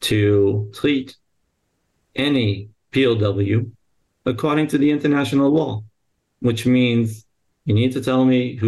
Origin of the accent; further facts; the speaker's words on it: New York, United States; moved away as an adult; now in Israel; proud outcome of the New York public education system